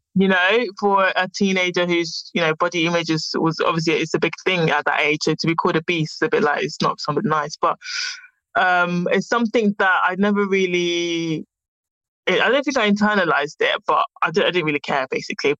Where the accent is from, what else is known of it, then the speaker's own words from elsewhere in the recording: London, United Kingdom; also born or lived in Ghana; I born and bred in London, West London